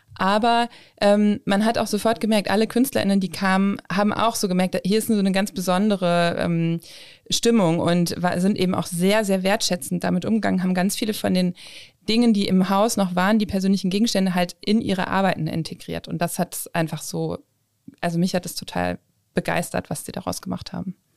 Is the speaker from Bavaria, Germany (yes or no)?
no; Osnabrück, Lower Saxony, Germany; also born or lived in Hamburg; ich bin ja in Osnabrück aufgewachsen